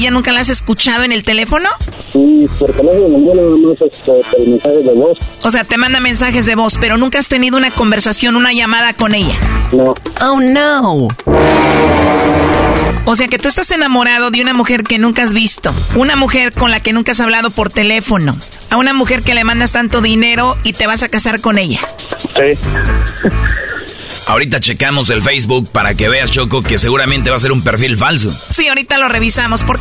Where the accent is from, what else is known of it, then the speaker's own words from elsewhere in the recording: Michoacán, Mexico; No, yo soy de Michoacán.